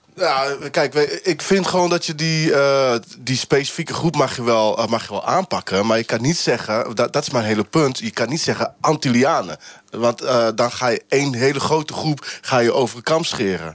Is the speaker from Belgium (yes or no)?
no; Brazil; now in Netherlands; Ik ben Braziliaan